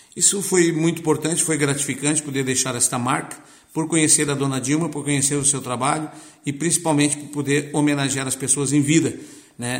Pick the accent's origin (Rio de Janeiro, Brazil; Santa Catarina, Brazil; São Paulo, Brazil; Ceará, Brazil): Santa Catarina, Brazil; Lauro Müller; Eu também sou natural do Barro Branco